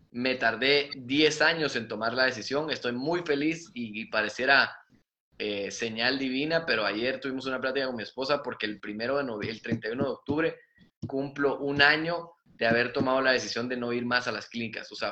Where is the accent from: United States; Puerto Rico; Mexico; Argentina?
Mexico; Entonces yo decía, bueno, vengo de México, vengo de San Luis, eh, soy bueno, eh, terminé antes